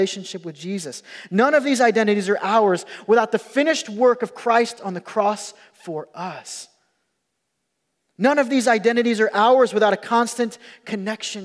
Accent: Rockford, Illinois, United States; I grew up in Rockford, Illinois

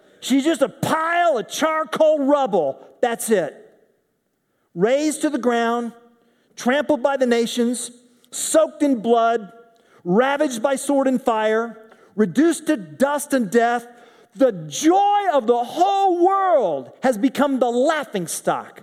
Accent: Oklahoma, United States; in Oklahoma, my home state

